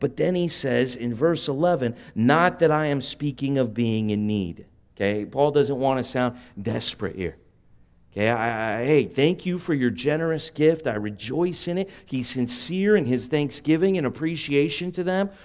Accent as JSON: {"language": "English", "town": "San Juan Capistrano", "region": "California", "country": "United States", "tie": "born or raised there", "said": "I grew up, uh, on the mean streets of San Juan Capistrano"}